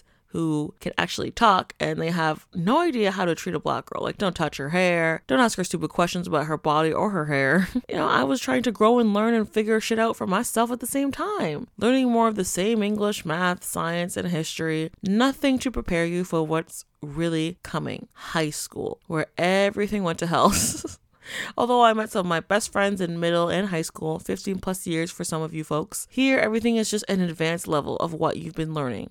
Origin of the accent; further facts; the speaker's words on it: Canada; me growing up in Canada